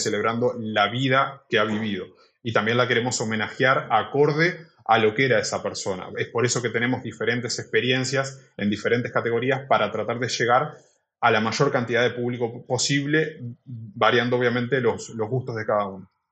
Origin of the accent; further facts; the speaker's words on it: Uruguay; moved away as an adult; now in Barcelona, Spain; soy de Uruguay, vine aquí a Barcelona hace cinco años